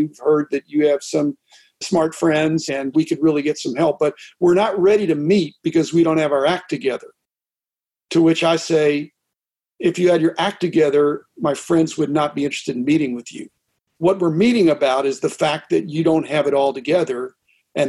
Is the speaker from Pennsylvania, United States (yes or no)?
yes; Pittsburgh, Pennsylvania, United States; I grew up in Pittsburgh